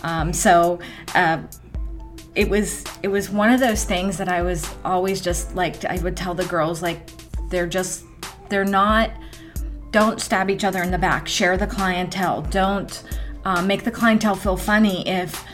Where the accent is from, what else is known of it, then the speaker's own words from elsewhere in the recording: Greensburg, United States; my hometown